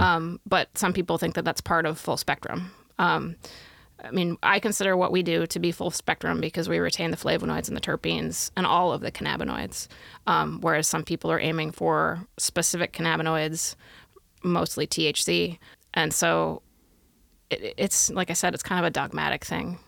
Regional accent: Pacific Northwest, United States; moved away as an adult; also born or lived in Midwest; now in Oregon, United States; I grew up in the Pacific Northwest, but I came back in two thousand and four

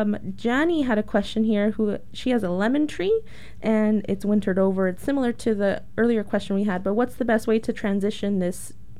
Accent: California, United States; now in Oregon, United States; I'm from California

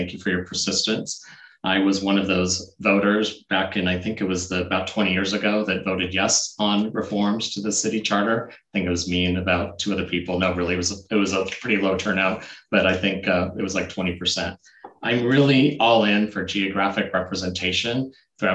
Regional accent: Portland, Oregon, United States; moved away; I was born and raised in North Portland, went to Roosevelt High School

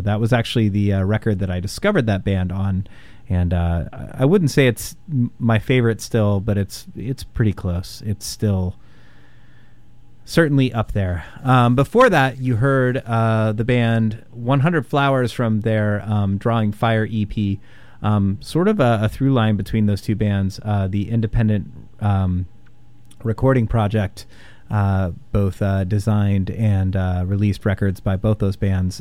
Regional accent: Indianapolis, Indiana, United States; growing up in Indianapolis

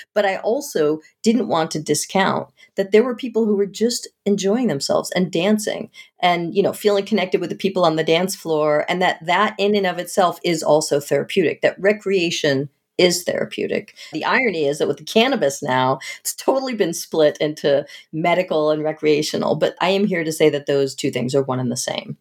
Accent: outside of Boston, Massachusetts, United States; I grew up outside of Boston

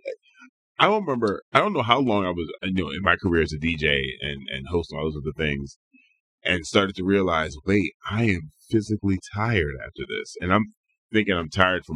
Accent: Chester, Pennsylvania, United States; now in Portland, United States; I'm from Chester, Pennsylvania. This is a suburb of Philadelphia

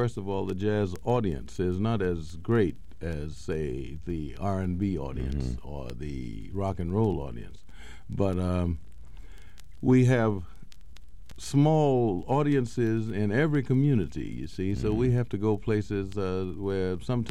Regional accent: Tallahassee, Florida, United States; also born or lived in Tampa, Florida; I was born in Tampa and brought up in Tallahassee, which is a different feeling, you know.

